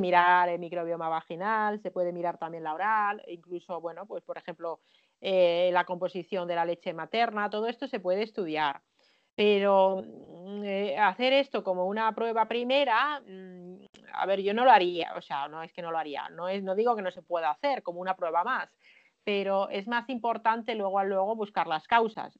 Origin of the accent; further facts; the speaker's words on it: Finland; en mi país, en Finlandia